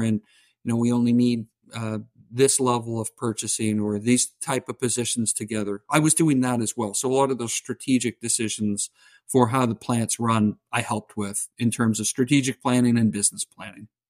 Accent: southern Ontario, Canada; accent: Canadian; I'm Canadian, so if you hear the oots and the boots, tha-, that's where it's from

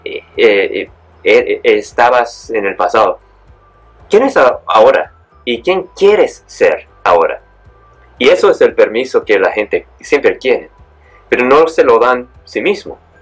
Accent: San Diego, California, United States; moved away as an adult; also born or lived in Mexico; now in Bali, Indonesia; Pues nací en México, y me mudé a los Estados Unidos cuando tenía nomás como 8 o 9 meses. Eh, crecí en, California, en San Diego

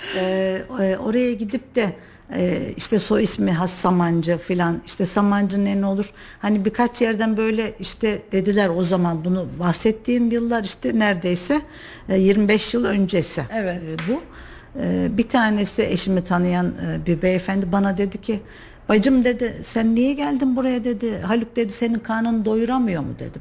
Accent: Kayseri, Kayseri Province, Turkey; Kayseri'de yaşıyorum doğduğumdan beri

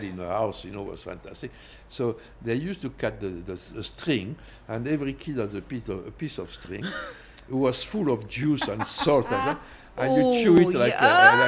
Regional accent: Tarbes, Occitania, France; English is a second language; moved away; also born or lived in London; I was born in Tarbes, on a foothill of the Pyrenees, and it's a small town of 40,000 people

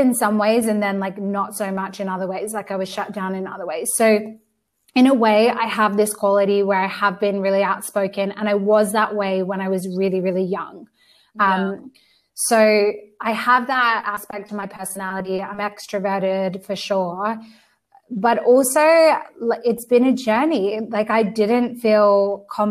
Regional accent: Australia; also born or lived in United Kingdom; now in Spain; I'm from Australia, but I've lived in the UK before I moved to Spain.

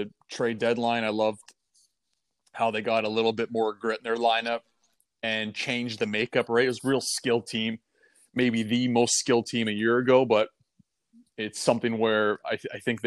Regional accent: Toronto, Ontario, Canada; playing with the Marlies in my hometown

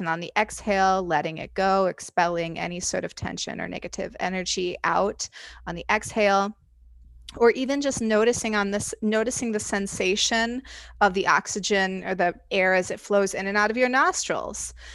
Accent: Indiana, United States; now in Chicago, United States; I live in Chicago currently. Uh, I grew up in Indiana

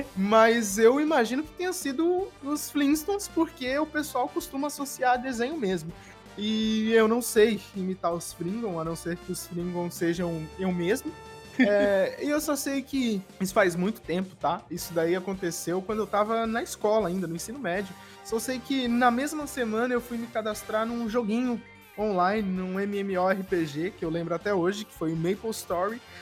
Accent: Jacareí, São Paulo, Brazil; now in São Paulo, Brazil; E a gente morava no interior de São Paulo e ele abriu um estúdio de locução comercial em São José dos Campos, pertinho de onde eu nasci, que é Jacareí

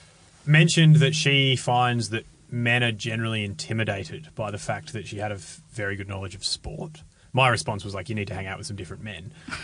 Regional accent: Frankston, Victoria, Australia; born there; now in Adelaide, Australia; No, I was born in Frankston.

